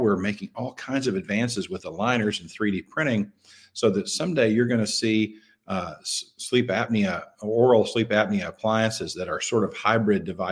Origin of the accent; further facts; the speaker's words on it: Clarksville, Arkansas, United States; also born or lived in Memphis, Tennessee; came back to my hometown in Western Arkansas, a little town called Clarksville